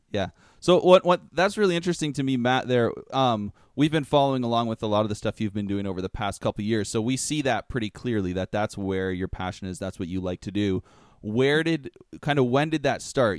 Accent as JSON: {"language": "English", "area": "Toronto area", "region": "Ontario", "country": "Canada", "said": "we're from, we're from Canada, the Toronto area"}